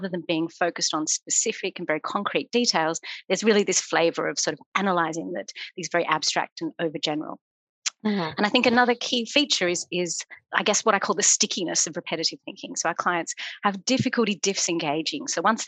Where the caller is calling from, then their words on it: London, United Kingdom; I'm zooming in from London.